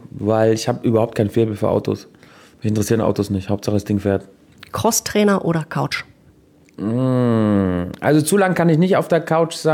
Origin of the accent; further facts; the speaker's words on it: Switzerland; Guck mal, ich bin ein richtiger Schweizer. Buße heißt es in der Schweiz.